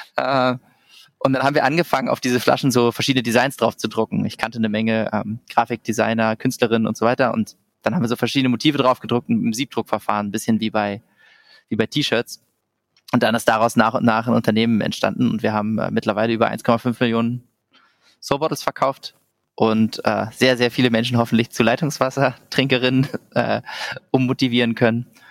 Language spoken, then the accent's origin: German; Berlin, Germany; moved away as an adult; also born or lived in Vienna, Austria; ich komme ursprünglich aus Berlin